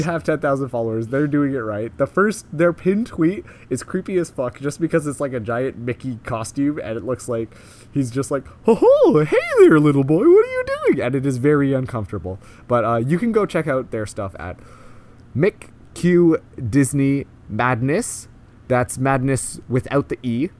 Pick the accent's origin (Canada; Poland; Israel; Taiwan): Canada; we are so Canadian right now.